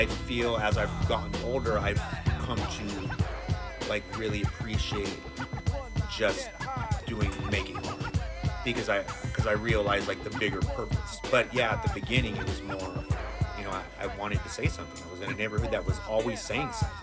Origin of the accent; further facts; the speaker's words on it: San Diego, California, United States; because of growing up in Vadiologan